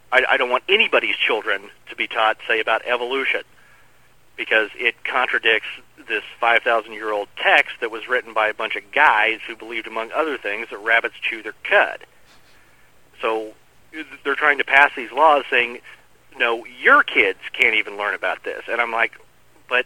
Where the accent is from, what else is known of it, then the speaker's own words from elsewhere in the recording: El Dorado, Kansas, United States; now in Wichita, United States; I grew up in El Dorado, which is a lot closer to Wichita than he grew up.